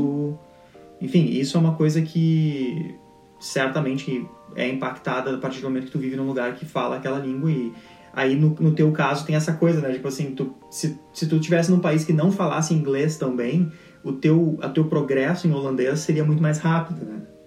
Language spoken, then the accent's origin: Portuguese; Rio Grande do Sul, Brazil; first language Portuguese; moved away as an adult; nunca vivi em outro estado